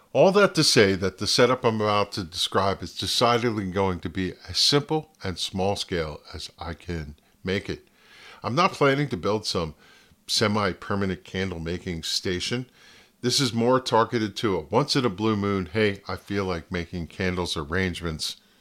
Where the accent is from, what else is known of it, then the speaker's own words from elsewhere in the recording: Flemington, New Jersey, United States; also born or lived in Ringoes, New Jersey; Growing up in my hometown of Flemington, New Jersey